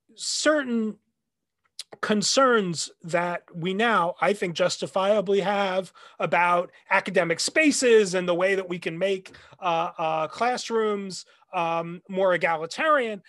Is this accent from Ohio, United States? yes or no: no; New Jersey, United States; now in Nashville, United States; I grew up in the Northeast, uh, around New York, in New Jersey.